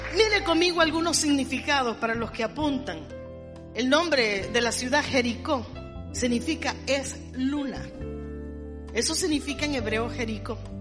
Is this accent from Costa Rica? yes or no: yes; Costa Rica; nací en esta tacita de oro